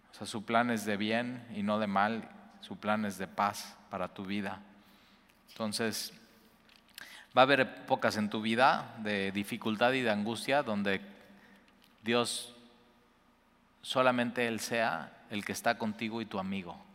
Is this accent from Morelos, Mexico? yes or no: yes; Cuernavaca, Morelos, Mexico; now in Veracruz, Mexico; Y yo vengo de Cuernavaca, llegamos más o menos así juntos.